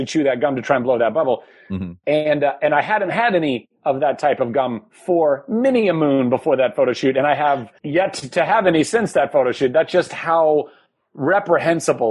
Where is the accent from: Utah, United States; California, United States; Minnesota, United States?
California, United States; Ventura; where I grew up in Ventura, California